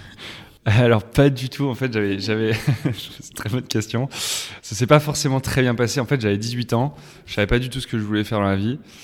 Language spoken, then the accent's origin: French; Loudun, Nouvelle-Aquitaine, France; je suis originaire de la Vienne, à Loudun